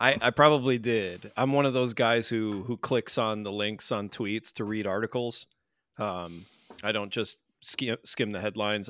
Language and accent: English; United States; we are from the States